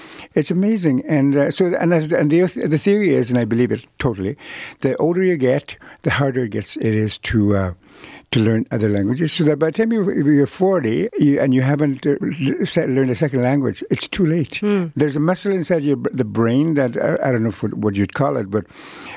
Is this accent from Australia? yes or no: no; Canada; first language Cree; English is a second language; I was born at the time in history where there were no hospitals up north